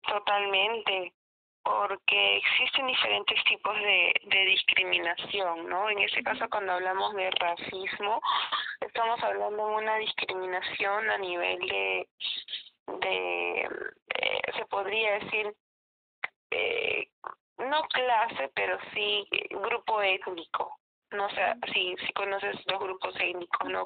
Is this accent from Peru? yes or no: yes; Peru; acá en Perú se dice que so, somos una mezcla